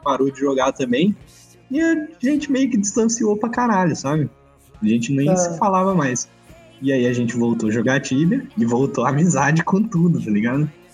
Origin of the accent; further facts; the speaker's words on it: Batatais, São Paulo, Brazil; da minha cidade, de Batatais